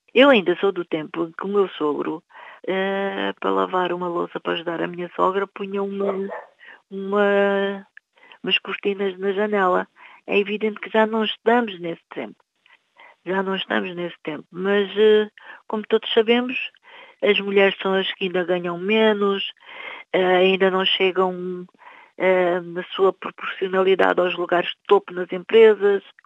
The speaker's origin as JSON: {"language": "Portuguese", "country": "Cape Verde", "tie": "born or raised there", "moved": "yes", "lives_now": "Portugal", "said": "os meus irmãos em Cabo Verde"}